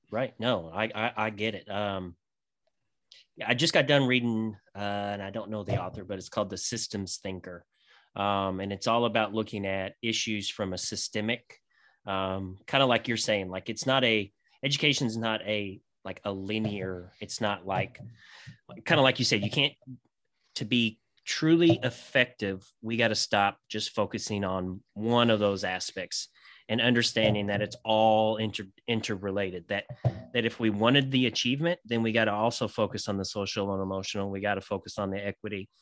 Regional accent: Kentucky, United States; I'm from Kentucky.

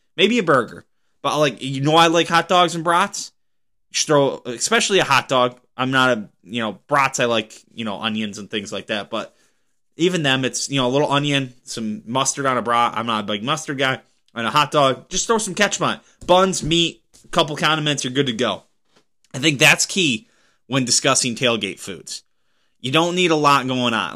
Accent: Pennsylvania, United States; moved away; back in my home state of Pennsylvania

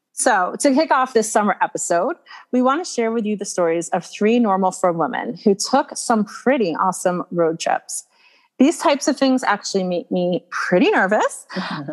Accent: Atlanta, Georgia, United States; I grew up in Atlanta, Georgia

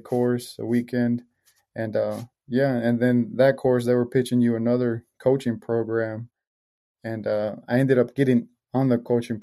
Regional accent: Marshall, Texas, United States; also born or lived in Mexico; I've been here ever since in the small town in Marshall, Texas

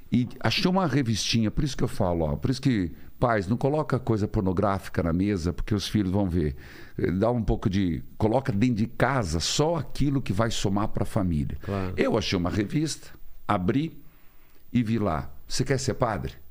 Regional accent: Paraíso do Norte, Paraná, Brazil; moved away; also born or lived in Curitiba; Em Paraíso do Norte, uma cidade. Eu falo que eu vim do paraíso

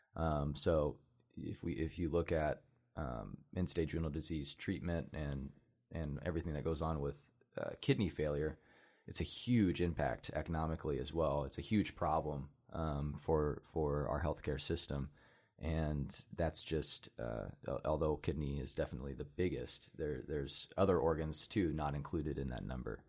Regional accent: Oskaloosa, Iowa, United States; I'm born and raised in Oskaloosa, Iowa, small, small town community in southeast Iowa

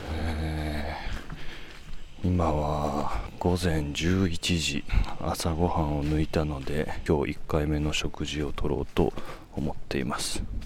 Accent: Kodaira, Tokyo, Japan; 僕が生まれ育った町

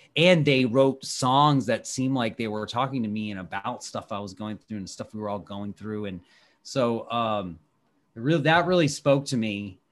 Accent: Washington, District of Columbia, United States; my hometown here in Washington, D C

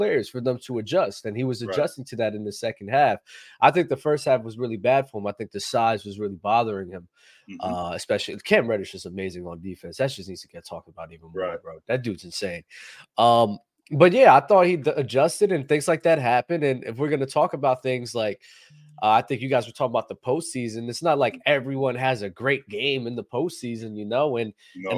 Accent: Trenton, New Jersey, United States; I'm from Trenton

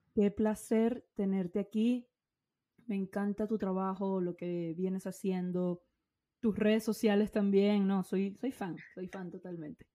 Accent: Venezuela; moved away; yo soy venezolana

